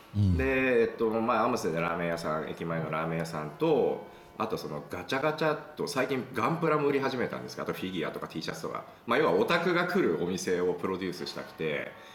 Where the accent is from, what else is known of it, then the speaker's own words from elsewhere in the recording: Chiba, Japan; moved away as an adult; also born or lived in Tokyo; now in Amsterdam, Netherlands; 東京、まあ、千葉生まれなんですけど、まあ、東京でもう本当近郊だから東京な感じだから上京するっていう感覚がやっぱり分からなくて